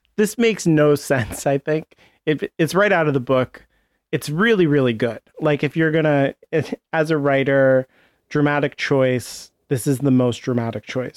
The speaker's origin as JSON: {"language": "English", "country": "United States", "said": "As an American"}